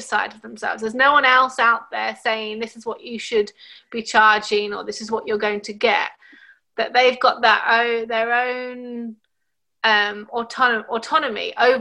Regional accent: England, United Kingdom; also born or lived in Chile; now in Australia; as I am half English, I grew up mostly in England.

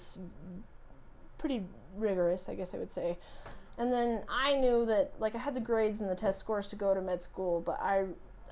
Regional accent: Pocatello, Idaho, United States; I grew up in Pocatello, Idaho, here in town.

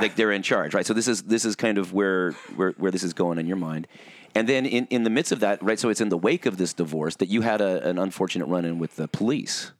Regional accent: Orange County, California, United States; we both kind of grew up in Orange County with, um, evangelicalism

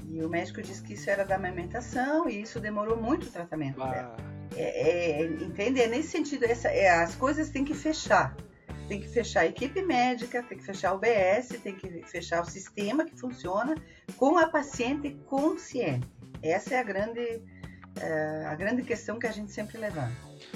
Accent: Farroupilha, Rio Grande do Sul, Brazil; eu sou de Farroupilha

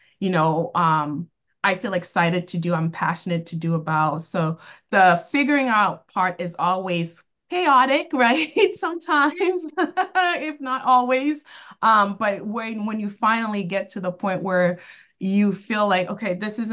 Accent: Boston, Massachusetts, United States; I grew up in Boston, and I've been working in the nonprofit field for 20 years, and all have been within the Boston area

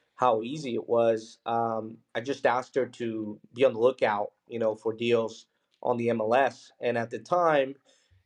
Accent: Philadelphia, Pennsylvania, United States; also born or lived in Mexico City, Mexico; when I was 6 years old, we moved to Philadelphia, Pennsylvania, and, you know, grew up really humble beginnings.

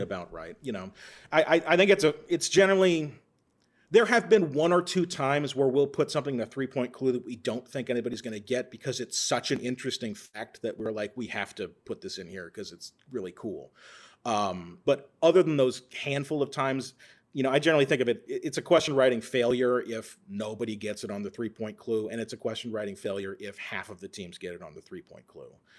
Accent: Texas, United States; moved away as an adult; now in Minnesota, United States; I'm actually from Texas originally

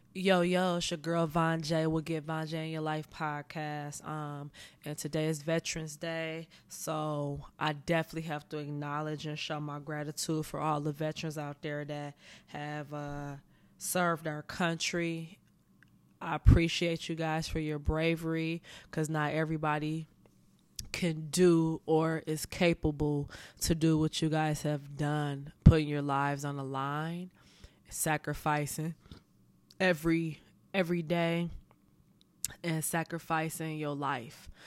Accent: Pontiac, Michigan, United States; moved away as an adult; now in Los Angeles, United States; I was born and raised in Pontiac, Michigan

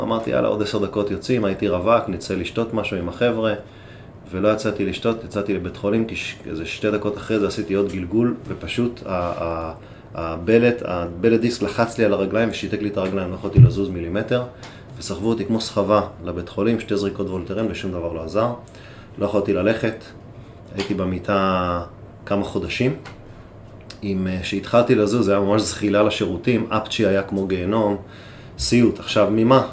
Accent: Israel; בנו גם בפרט כישראלים

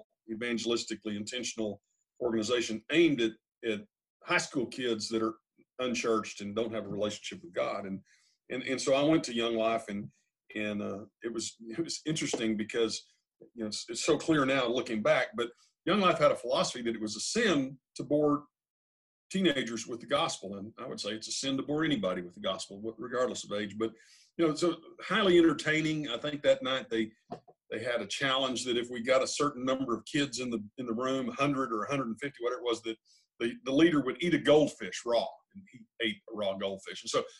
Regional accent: Odessa, Texas, United States; now in Arlington, United States; But in 1970, we moved from Odessa to Arlington. And so when I say where I grew up, sometimes I say I grew up in Odessa, but thinking about my whole life now, I've actually been here in Tarrant County for over 50 years now.

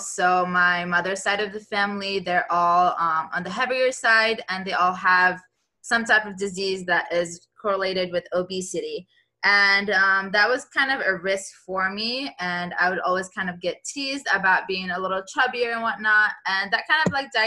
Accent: Syria; now in Miami, United States; I'm from Syria

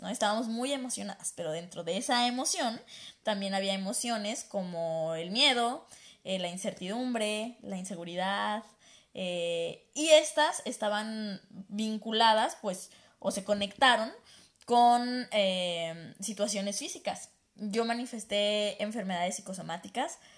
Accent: Guadalajara, Jalisco, Mexico; moved away as an adult; now in Toronto, Canada; En Guadalajara somos bien exagerados.

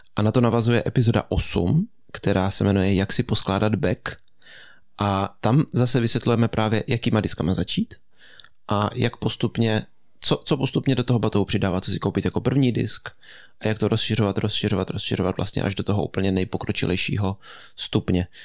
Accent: Český Krumlov, South Bohemian Region, Czechia; u nás v Krumlově

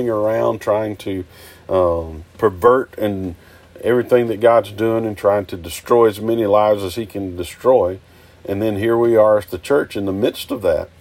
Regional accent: United States; here in this country, as an American

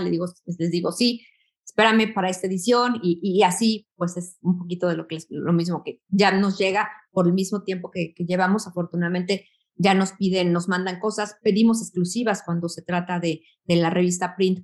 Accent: Mexico; vengo de México

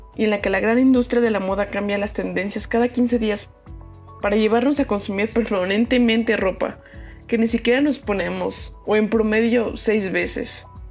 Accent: Mexico City, Mexico; yo soy de la Ciudad de México

